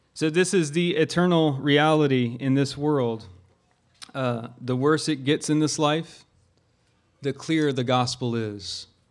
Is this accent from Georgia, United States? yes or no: yes; Augusta, Georgia, United States; I'm from Augusta, Georgia